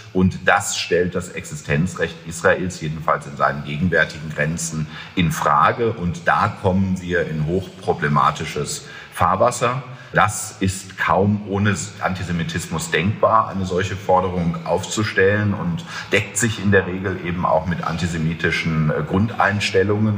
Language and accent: German; Germany; wir uns auch als Deutsche